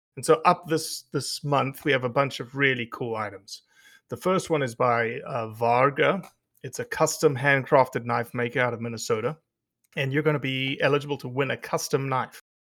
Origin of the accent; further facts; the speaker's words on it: South Africa; moved away; growing up in South Africa